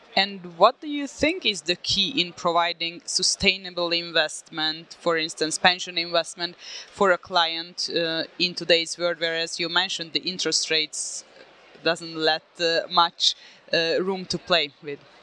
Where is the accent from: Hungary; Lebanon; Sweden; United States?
Hungary; I'm from Hungary